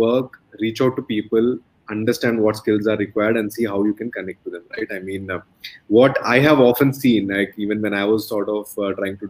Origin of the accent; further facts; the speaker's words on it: India; moved away; where I am from India